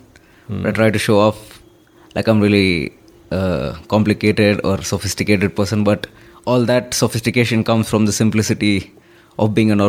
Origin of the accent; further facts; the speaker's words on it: Hyderabad, Telangana, India; moved away; also born or lived in Mumbai; I am born lower middle class family, and I've lived and grown up in Hyderabad. That's my hometown.